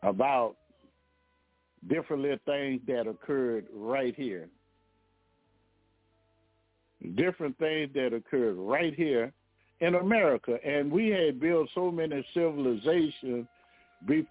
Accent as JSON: {"language": "English", "town": "Baton Rouge", "region": "Louisiana", "country": "United States", "said": "I'm from Baton Rouge, Louisiana"}